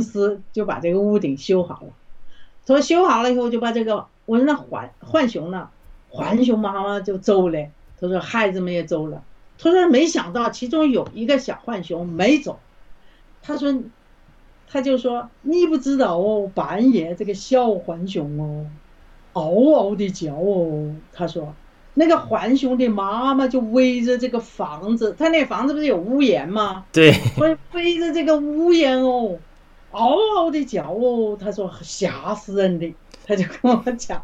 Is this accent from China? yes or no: yes; China; moved away as an adult; now in Canada; 因为咱们从小在中共的这个这种邪恶的体制下，无神论的这种这种恶魔的统治下，从来不相信会有